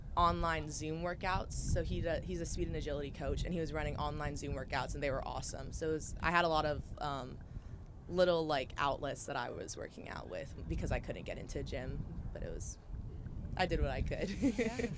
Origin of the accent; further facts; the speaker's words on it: Hawaii, United States; moved away as an adult; now in Charleston, United States; growing up in Hawaii, it's incredible. I love it. I love my home so much.